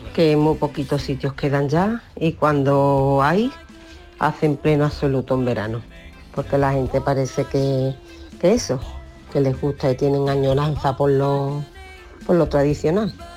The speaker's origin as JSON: {"language": "Spanish", "town": "Seville", "region": "Andalusia", "country": "Spain", "said": "yo que soy de Sevilla"}